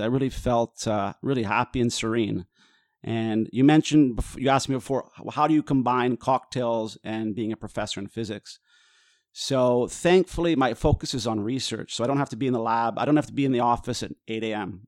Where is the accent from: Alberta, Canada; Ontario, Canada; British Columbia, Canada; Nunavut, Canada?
British Columbia, Canada; Vancouver; moved away as an adult; now in Italy; I was born in Vancouver, moved to Italy